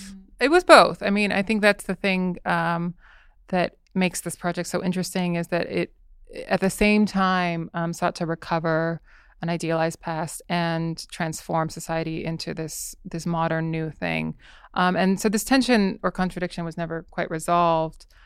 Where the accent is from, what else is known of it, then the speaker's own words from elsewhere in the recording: Southern California, United States; I grew up in Southern California